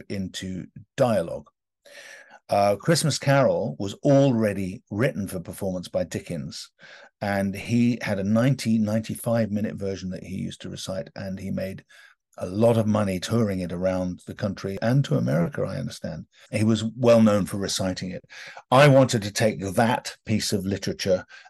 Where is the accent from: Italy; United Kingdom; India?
United Kingdom; London; accent: British; being British and having grown up in London